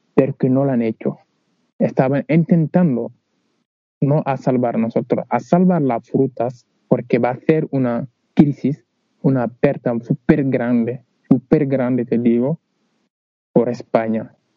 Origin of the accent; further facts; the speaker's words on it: Senegal; Spanish is a second language; moved away as an adult; now in Huelva, Spain; Yo vino de África, ya digo, vino de Senegal